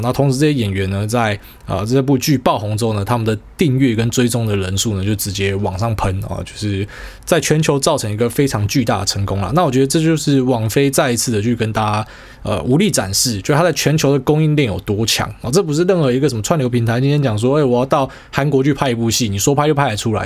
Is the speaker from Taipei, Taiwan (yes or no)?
no; Miaoli County, Taiwan; 我是客家人或是苗栗人